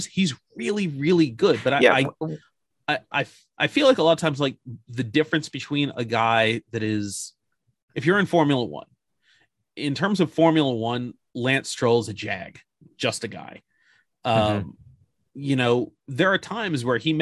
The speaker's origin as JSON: {"language": "English", "country": "United States", "said": "me being American"}